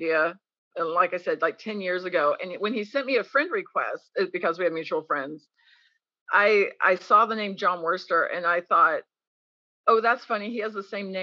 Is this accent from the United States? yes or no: yes; United States; moved away as an adult; also born or lived in Arkansas / Texas; I grew up in Arkansas and Texas